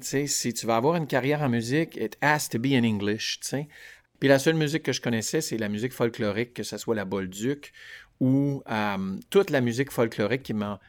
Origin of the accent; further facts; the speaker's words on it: Vanier, Ontario, Canada; moi, j'ai grandi à Vanier, la rue Baribault